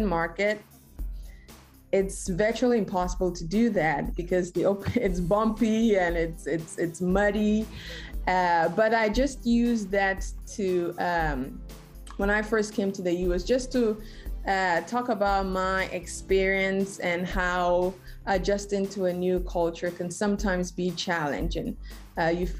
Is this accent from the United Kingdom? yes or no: no; Ghana; moved away as an adult; also born or lived in Texas, United States; now in Houston, United States; I am originally from Ghana, West Africa, so that's where I grew up.